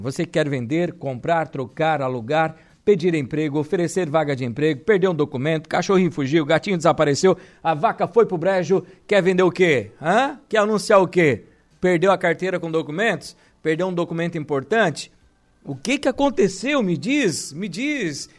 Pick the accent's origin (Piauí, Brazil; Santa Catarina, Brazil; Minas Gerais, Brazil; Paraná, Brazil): Santa Catarina, Brazil; Araranguá; Povo da minha terra, povo de Araranguá